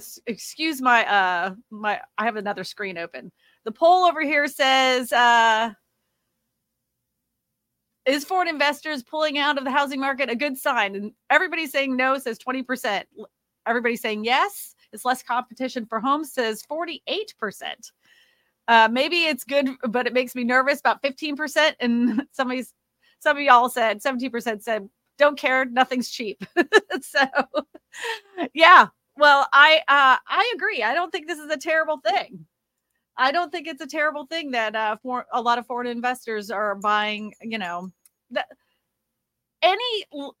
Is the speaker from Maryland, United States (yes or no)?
no; Massachusetts, United States; Massachusetts is my hometown.